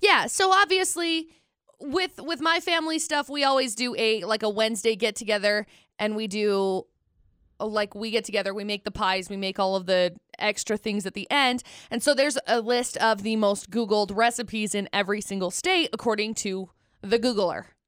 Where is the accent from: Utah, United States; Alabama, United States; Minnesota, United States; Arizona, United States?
Utah, United States; we're from Utah, born, raised